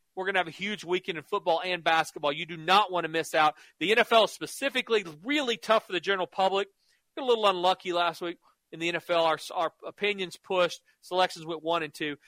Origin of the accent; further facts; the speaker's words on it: Norman, Oklahoma, United States; I grew up in Norman, lived in Oklahoma my whole life